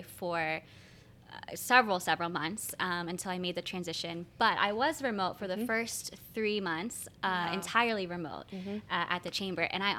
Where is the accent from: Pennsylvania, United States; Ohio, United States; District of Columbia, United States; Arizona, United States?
Pennsylvania, United States; Franklin County; moved away as an adult; now in Lancaster, United States; I am from Franklin County, so I'm two counties over, so not too far